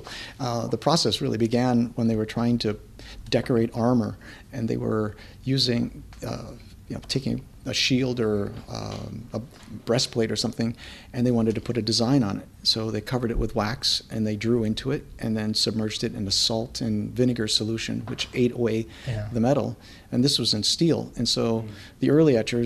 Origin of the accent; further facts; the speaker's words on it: Pittsford, New York, United States; moved away; I was born and raised just outside of Rochester, a little town called Pittsford